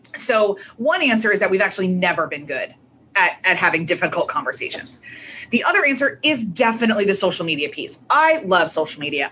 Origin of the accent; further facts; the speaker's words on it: United States; also born or lived in Northern Ireland; especially being an American